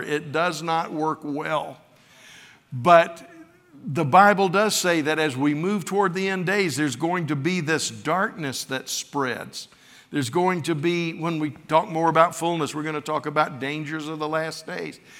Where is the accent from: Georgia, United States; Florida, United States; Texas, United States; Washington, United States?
Florida, United States; West; I wasn't raised in New York, I was raised in West Florida